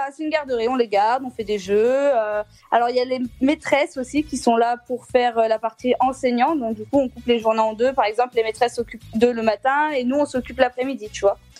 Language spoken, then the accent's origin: French; Clermont-Ferrand, Auvergne-Rhône-Alpes, France; je suis de Clermont-Ferrand